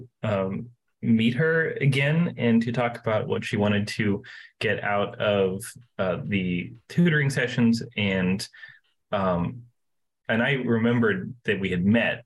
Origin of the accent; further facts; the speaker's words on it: Asheville, North Carolina, United States; I am from North Carolina originally in the U.S. It's in the Southeast, and I'm from Asheville